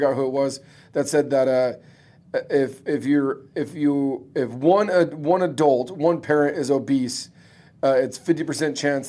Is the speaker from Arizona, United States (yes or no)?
yes; Phoenix, Arizona, United States; I'm born and raised in Phoenix